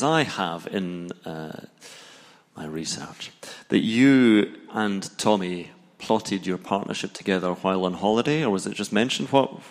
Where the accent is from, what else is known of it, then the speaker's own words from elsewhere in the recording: Scotland, United Kingdom; I'm Scottish, I can't really comment on that.